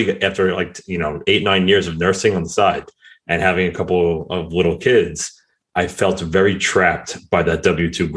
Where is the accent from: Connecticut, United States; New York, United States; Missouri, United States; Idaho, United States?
New York, United States; Mineola; I grew up right outside of New York City in a town called Mineola, which is on Long Island